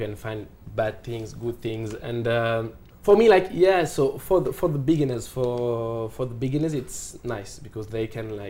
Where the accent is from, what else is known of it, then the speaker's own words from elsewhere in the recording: Paris, Île-de-France, France; also born or lived in Morocco / Dubai; I'm from Paris